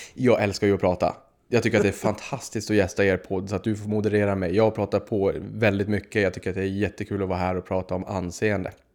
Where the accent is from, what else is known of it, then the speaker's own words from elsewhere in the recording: Boden, Norrbotten County, Sweden; Jag kommer från Boden uppe i Norrbotten